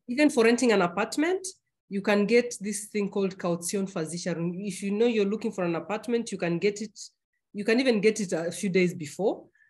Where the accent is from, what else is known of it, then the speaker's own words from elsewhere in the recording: Kenya; now in Germany; being a Kenyan